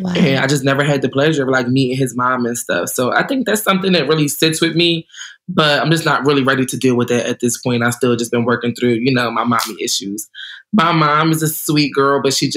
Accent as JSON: {"language": "English", "region": "New Jersey", "country": "United States", "also_born_or_lived": "Puerto Rico (ancestry)", "said": "I'm from New Jersey. I'm from South Jersey. I grew up with my grandparents"}